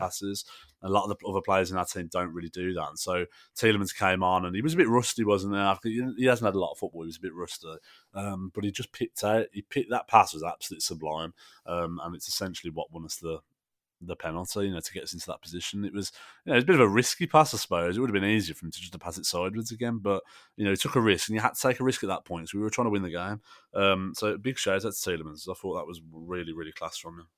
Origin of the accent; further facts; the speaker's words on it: England, United Kingdom; as English supporters